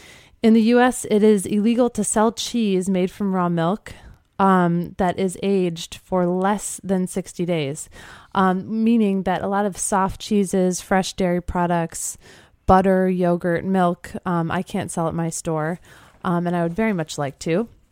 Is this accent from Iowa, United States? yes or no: no; Chicago, Illinois, United States; now in New York, United States; I'm from Chicago originally